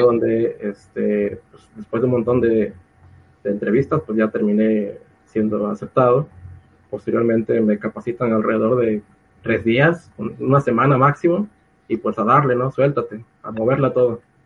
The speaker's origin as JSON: {"language": "Spanish", "town": "Acayucan", "region": "Veracruz", "country": "Mexico", "moved": "as an adult", "said": "campus allá en, Acayucan, de donde yo soy."}